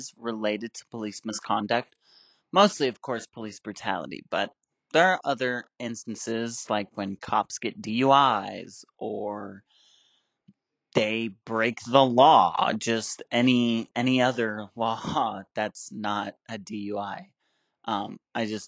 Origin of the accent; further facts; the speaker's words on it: Aurora, Colorado, United States; I'm from Aurora, Colorado